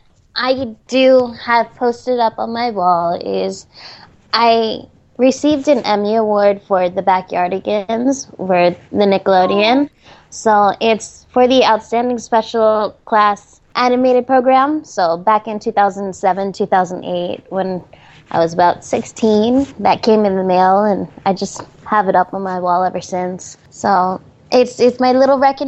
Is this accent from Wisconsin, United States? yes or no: no; New Jersey, United States; now in California, United States; I was born in New Jersey, so I'm a New Jersey person. I miss my family, because all of my family is back there.